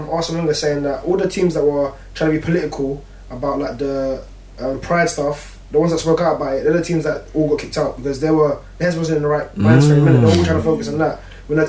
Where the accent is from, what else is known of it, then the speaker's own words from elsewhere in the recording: England, United Kingdom; I'm English